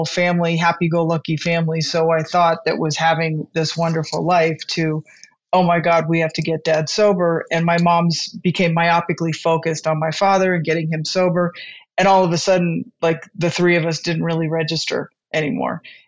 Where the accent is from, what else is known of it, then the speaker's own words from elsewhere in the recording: California, United States; I am born and raised in California